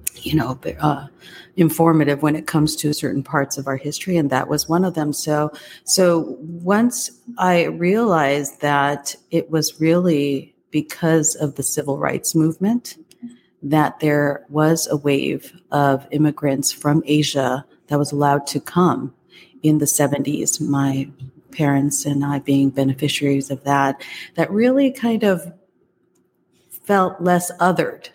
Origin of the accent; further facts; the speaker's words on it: United States; also born or lived in Taiwan; I came here actually uh, to the US when I was just two years old